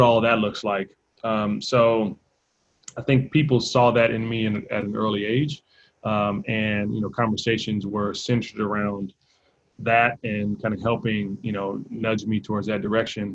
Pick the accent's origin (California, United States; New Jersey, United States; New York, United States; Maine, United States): California, United States; Compton; growing up in Compton